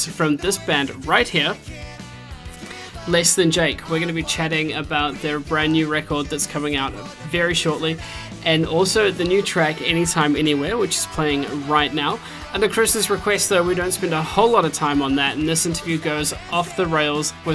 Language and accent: English; New Zealand; accent: New Zealand; now in Edinburgh, United Kingdom; I have a New Zealand accent